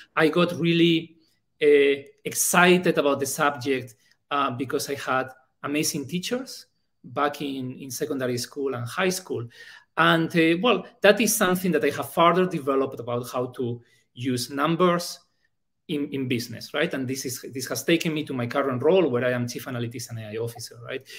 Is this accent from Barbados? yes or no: no; Bilbao, Basque Country, Spain; first language Spanish; English is a second language; moved away as an adult; also born or lived in Germany; now in Thailand; I studied telecom engineering uh, in my hometown in Bilbao